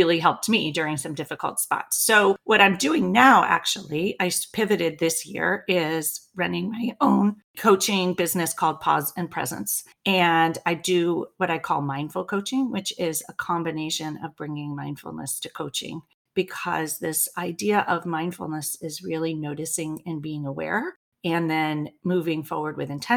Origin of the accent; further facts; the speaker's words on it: Berkeley, California, United States; I grew up in Berkeley, California